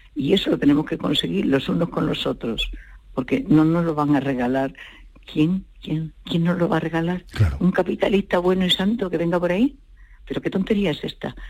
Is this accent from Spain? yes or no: yes; Spain; also born or lived in Portugal; me gusta haber nacido en España o me nacieron en España